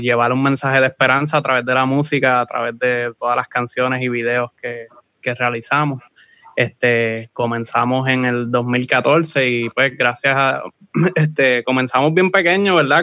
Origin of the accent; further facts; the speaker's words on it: Aguada, Puerto Rico; soy de Aguada